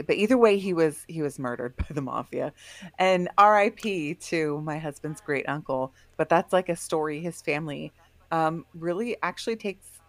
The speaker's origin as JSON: {"language": "English", "area": "Bay Area", "region": "California", "country": "United States", "said": "we're from the Bay Area"}